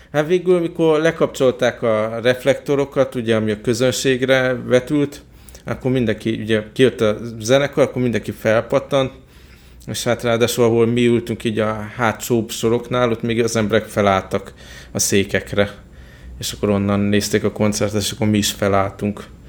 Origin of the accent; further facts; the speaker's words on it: Hungary; Magyarországról jöttem